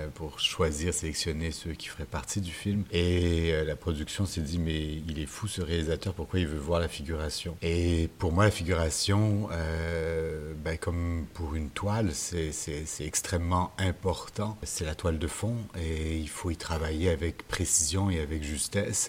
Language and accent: French; Montreal, Quebec, Canada; chez moi à Montréal